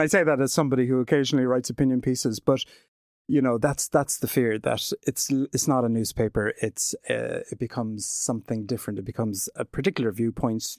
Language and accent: English; Glenbeigh, Munster, Ireland; also born or lived in Western Australia / United Kingdom; I'm from Glenbeigh in County Kerry.